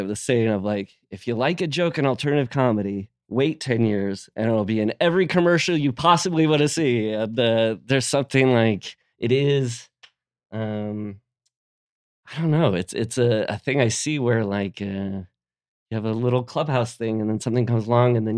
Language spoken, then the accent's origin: English; Midwest, United States; moved away; growing up in the Midwest